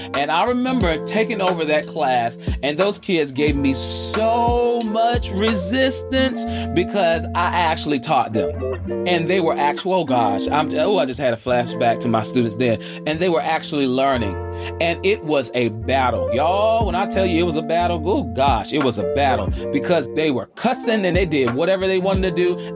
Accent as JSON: {"language": "English", "town": "Charlotte", "region": "North Carolina", "country": "United States", "said": "I'm coming from the South, the Queen City, Charlotte, North Carolina, the QC."}